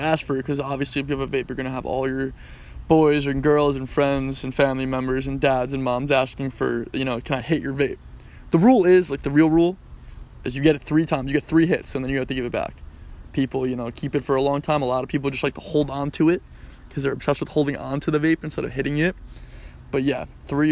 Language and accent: English; New York, United States; moved away as an adult; also born or lived in Florida; It was a hard 18 years growing up in New York